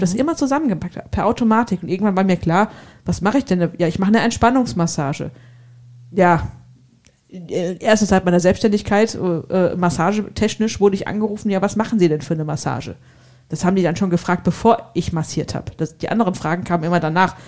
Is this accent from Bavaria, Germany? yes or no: no; Hesse, Germany; accent: Hessian; Also als Hesse mit G und K ist nicht so einfach